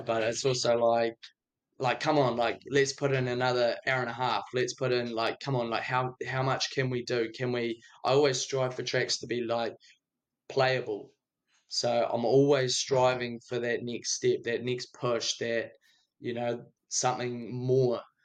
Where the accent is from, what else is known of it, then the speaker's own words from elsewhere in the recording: Dunedin, Otago, New Zealand; now in Invercargill, New Zealand; I'm actually a Dunedin boy.